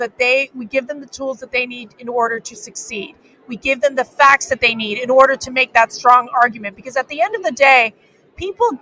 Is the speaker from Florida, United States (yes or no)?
yes; Miami, Florida, United States; I am from Miami, Florida